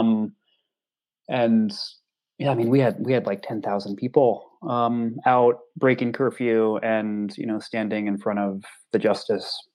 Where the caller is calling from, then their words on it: Portland, Oregon, United States; Well, I'm I'm I'm calling from Portland, Oregon.